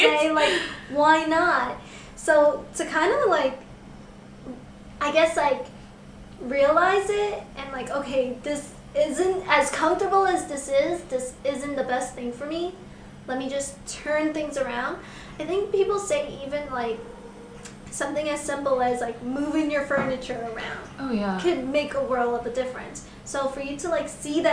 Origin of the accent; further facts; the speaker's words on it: New York, United States; I'm from New York, and I have never heard of Hamilton Heights